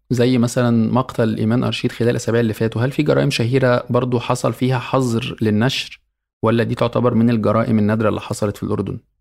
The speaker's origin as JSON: {"language": "Arabic", "country": "Egypt", "said": "عندنا في مصر"}